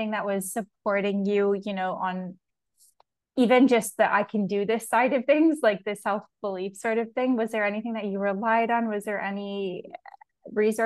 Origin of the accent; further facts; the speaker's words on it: Canada; I'm from Canada